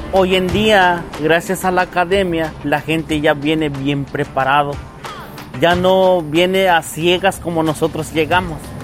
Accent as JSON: {"language": "Spanish", "town": "San Cayetano", "region": "Chiapas", "country": "Mexico", "tie": "born or raised there", "moved": "as an adult", "lives_now": "United States", "said": "vengo de Chiapas, originariamente de San Cayetano."}